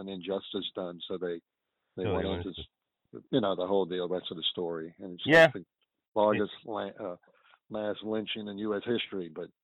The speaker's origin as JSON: {"language": "English", "town": "New Orleans", "region": "Louisiana", "country": "United States", "tie": "born or raised there", "said": "Mid-City, which I grew up in Mid-City."}